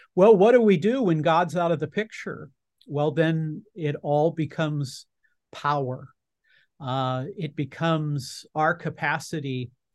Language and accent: English; Southern California, United States; you and I grew up in Southern California.